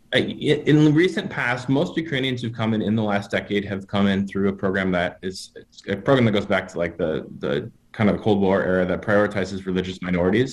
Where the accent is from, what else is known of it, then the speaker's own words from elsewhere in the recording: Wisconsin, United States; moved away as an adult; also born or lived in Wheaton, Illinois; I grew up up in Wisconsin, a little, small city about three hours north of Chicago